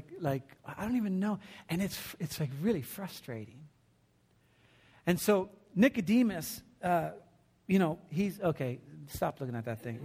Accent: New Jersey, United States; I was born in New Jersey

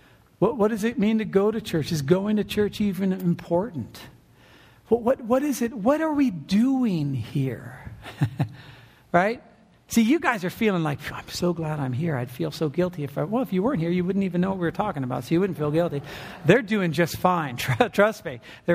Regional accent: California, United States; now in Oregon, United States; And you start to think to yourself, man, I'm from SoCal.

